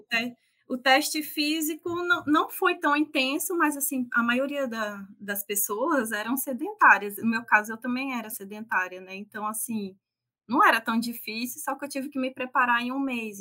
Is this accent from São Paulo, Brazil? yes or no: yes; interior of São Paulo, Brazil; moved away as an adult; also born or lived in Maringá, Paraná / Mato Grosso do Sul; now in Amazonas, Brazil; eu sou do interior de São Paulo